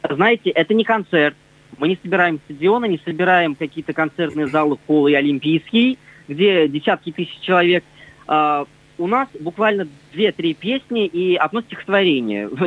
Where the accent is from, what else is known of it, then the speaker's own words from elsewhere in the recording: Russia; Нет, знаете, мы вообще народ татары и знаете, это такой народ